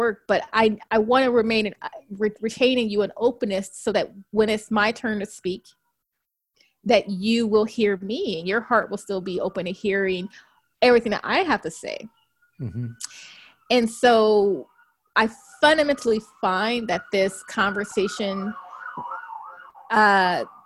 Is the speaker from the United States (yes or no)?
yes; Compton, California, United States; When I was growing up in Compton